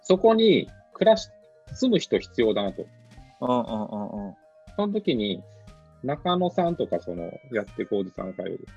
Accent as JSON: {"language": "Japanese", "town": "Hakodate", "region": "Hokkaido", "country": "Japan", "tie": "born or raised there", "said": "函館出身なんで。"}